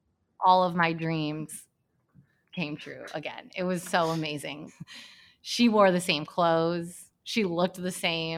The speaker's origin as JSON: {"language": "English", "town": "Hamilton", "region": "Michigan", "country": "United States", "tie": "born or raised there", "moved": "yes"}